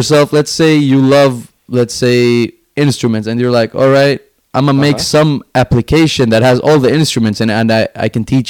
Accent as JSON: {"language": "English", "country": "Finland", "tie": "born or raised there", "moved": "yes", "said": "I was born and raised in Finland up until 2010."}